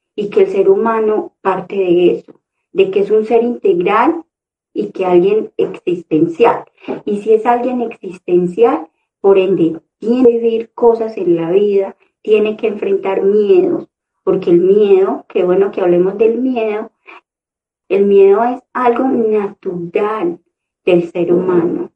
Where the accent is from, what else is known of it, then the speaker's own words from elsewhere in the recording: Concordia, Antioquia, Colombia; moved away; venirme de un municipio, porque soy de Concordia, Antioquia, venirme a la ciudad con muchos sueños